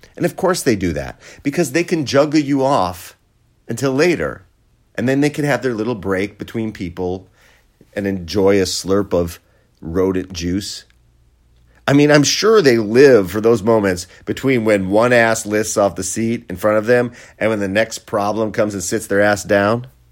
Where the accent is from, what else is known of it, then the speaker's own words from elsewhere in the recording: Wisconsin, United States; my home state, Wisconsin